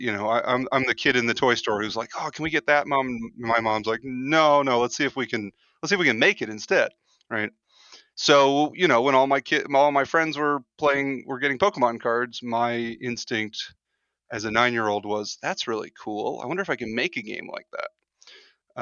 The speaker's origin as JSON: {"language": "English", "town": "Los Angeles", "region": "California", "country": "United States", "tie": "born or raised there", "said": "growing up in Los Angeles"}